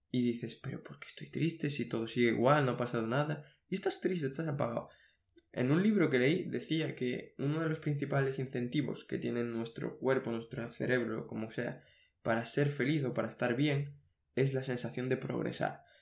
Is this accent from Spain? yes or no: yes; Asturias, Spain; moved away as an adult; now in Seville, Spain; estoy estudiando fuera, por ejemplo, estoy estudiando en Sevilla y soy de Asturias, pues me gustaría tener más tiempo con mi familia